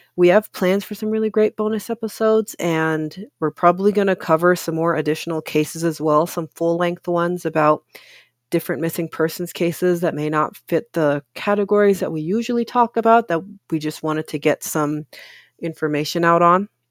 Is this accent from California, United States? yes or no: yes; Oakland, California, United States; also born or lived in Richmond, California; I'm originally from California. I grew up mostly in Oakland, but I also spent around half my childhood in Richmond